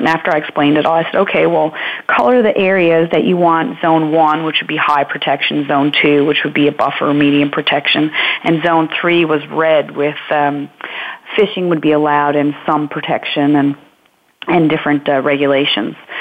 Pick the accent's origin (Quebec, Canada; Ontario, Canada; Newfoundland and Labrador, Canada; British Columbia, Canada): Newfoundland and Labrador, Canada; Marystown; now in Norris Point, Canada; I'm from Marystown. We're not actually from Norris Point.